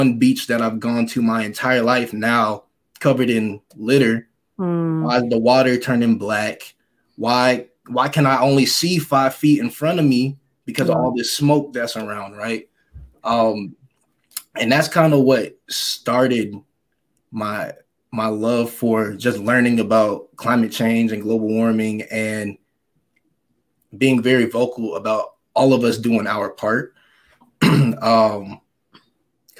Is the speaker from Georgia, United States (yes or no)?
no; Tennessee, United States; also born or lived in Michigan; growing up in Tennessee, but being from Michigan